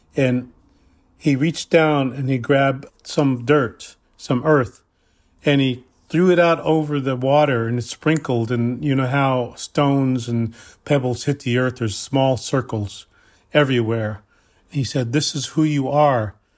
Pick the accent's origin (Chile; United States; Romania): United States; Cheyenne River Lakota Reservation, South Dakota; I am from the Cheyenne River, Lakota Reservation in South Dakota